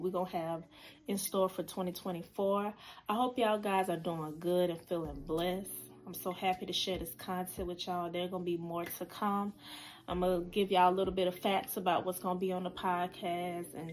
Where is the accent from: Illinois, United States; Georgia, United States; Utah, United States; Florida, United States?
Georgia, United States; Decatur; I am from Decatur, Georgia. That's where I'm from